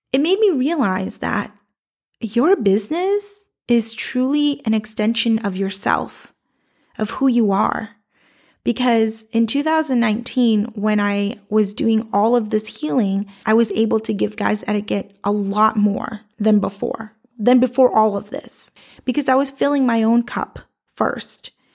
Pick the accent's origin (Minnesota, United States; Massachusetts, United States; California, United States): Massachusetts, United States; Boston; I grew up in South Boston